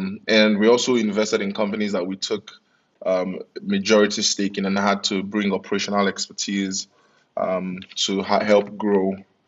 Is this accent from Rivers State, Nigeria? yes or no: no; Lagos, Nigeria; also born or lived in United Kingdom; My parents required that I moved back to Lagos to do that.